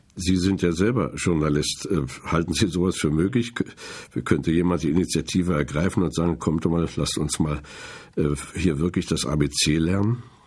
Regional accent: Germany; wir als Deutsche, besonders auch als Christen aus diesem Land

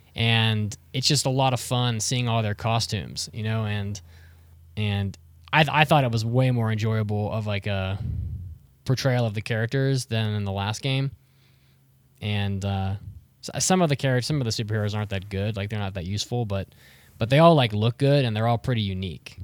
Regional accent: West Virginia, United States; I grew up in West Virginia

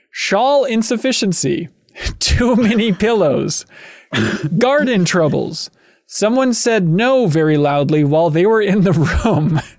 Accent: Yorkshire and the Humber, United Kingdom; now in London, United Kingdom; Spent more time than a month in London after growing up in Yorkshire and haven't seen the sea in a long time.

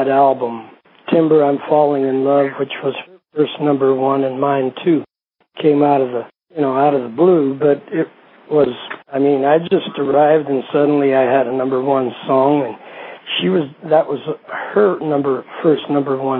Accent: Billings, Montana, United States; also born or lived in Greece; I was born in Greece. And we moved to the States in 57. We moved to a little town in Montana, a little farming community. And then from there in 58, we moved to Billings, Montana. And so I grew up in both places

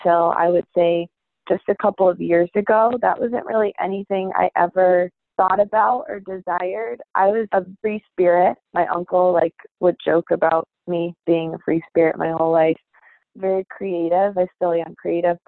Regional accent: East Longmeadow, Massachusetts, United States; also born or lived in Uniontown, Pennsylvania / Nashville, Tennessee / Cape Cod, Massachusetts; pretty much grew up in East Long Meadow my whole life

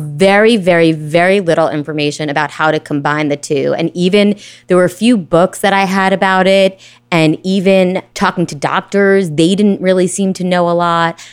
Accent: Brooklyn, New York, United States; Born and raised in Brooklyn

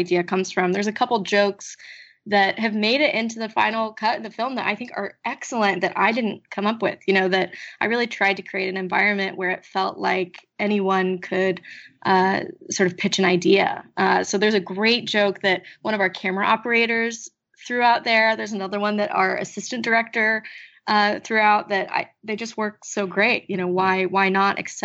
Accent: Kansas City, Missouri, United States; born or raised there; moved away

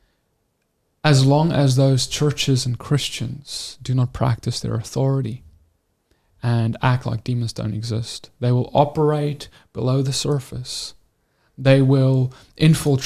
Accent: South Africa; we grew up in South Africa

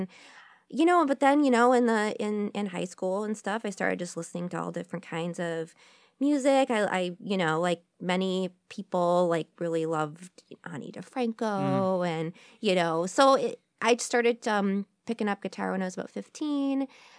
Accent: Royal Oak, Michigan, United States; also born or lived in San Francisco; I grew up in Royal Oak, Michigan. Mm-hmm. But I spent like my whole adulthood like in San Francisco.

